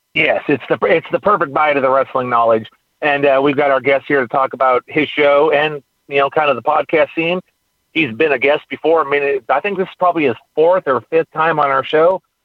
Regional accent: California, United States; now in Texas, United States; I'm from California.

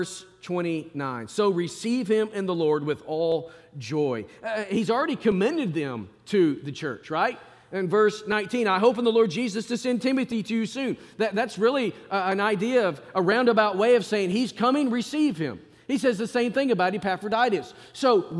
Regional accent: Arkansas, United States; moved away; I grew up in Arkansas

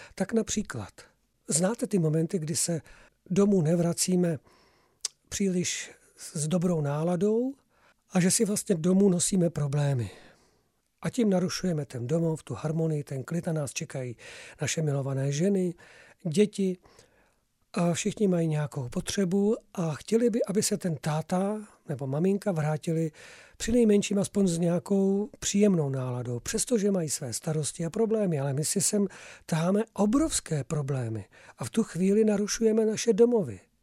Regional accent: Czechia; my jsme Slované, my jsme Češi, Moravani a Slezané

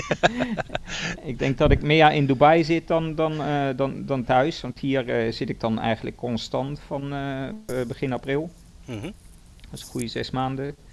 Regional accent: Limburg, Netherlands; born there; ik ben in Limburg geboren.

